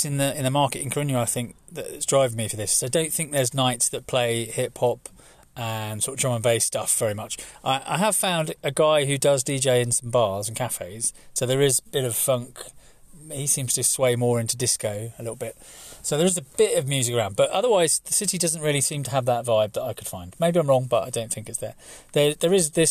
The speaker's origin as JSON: {"language": "English", "country": "United Kingdom", "moved": "yes", "lives_now": "Amendi", "said": "me being British"}